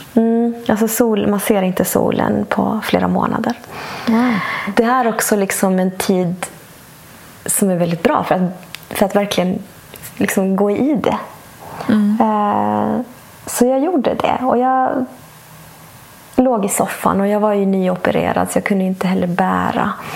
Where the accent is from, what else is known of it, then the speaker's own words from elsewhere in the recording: Bolivia; moved away; also born or lived in Sweden; flyttade vi till mitt hemland Bolivia